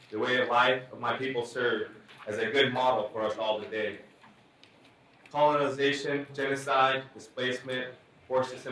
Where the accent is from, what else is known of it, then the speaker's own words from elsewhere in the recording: Hoopa Valley Indian Reservation, Northern California, United States; I was born and raised on Hoopa Valley Indian Reservation in Northern California. My tribes, the Hoopa, Natenakwe, the Yura, Pulikla, and the Kadu Ara are a beautiful people from a beautiful place on this earth.